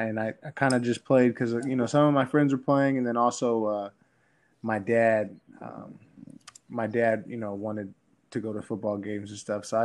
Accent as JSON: {"language": "English", "town": "Phoenix", "region": "Arizona", "country": "United States", "tie": "born or raised there", "said": "I'm from Phoenix, Arizona, up with my mom and dad."}